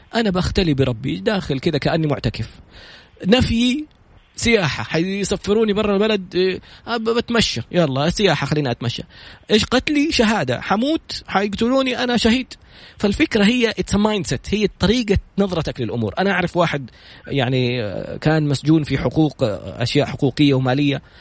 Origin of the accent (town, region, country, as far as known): Saudi Arabia